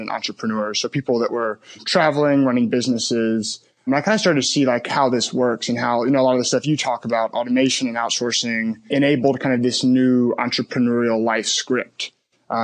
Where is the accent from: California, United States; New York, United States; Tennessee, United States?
Tennessee, United States; Memphis; moved away; also born or lived in Birmingham, Alabama; I grew up in Memphis, Tennessee